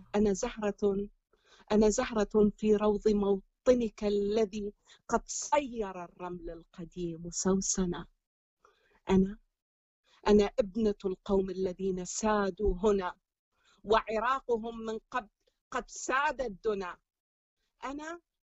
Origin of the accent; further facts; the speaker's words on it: Iraq; moved away as an adult; also born or lived in Syria / Jordan / Egypt; now in Belgium; اني اني من عراقيه من بلجيكا